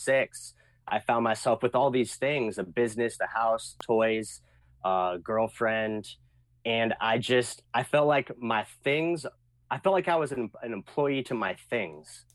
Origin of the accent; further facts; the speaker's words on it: a small town outside Portland, Oregon, United States; moved away; I grew up in Oregon, a small town outside Portland